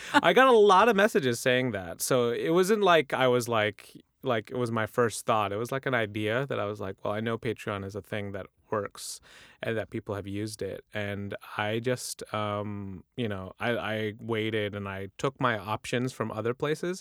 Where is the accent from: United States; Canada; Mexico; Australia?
United States; we're American, even if we can speak to them in our Urdu